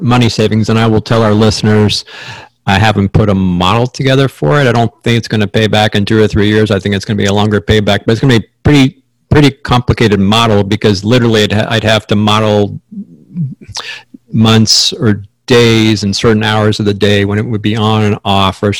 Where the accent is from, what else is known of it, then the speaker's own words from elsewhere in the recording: Pennsylvania, United States; now in Arizona, United States; where I grew up in Pennsylvania, none of those homes had air conditioning back in the day.